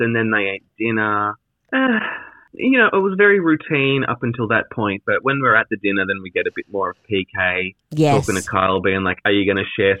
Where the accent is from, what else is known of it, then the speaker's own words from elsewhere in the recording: Australia; being Australian